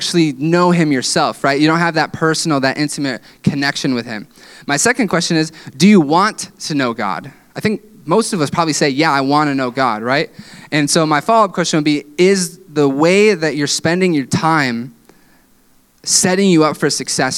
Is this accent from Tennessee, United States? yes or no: no; West Michigan, United States; growing up in West Michigan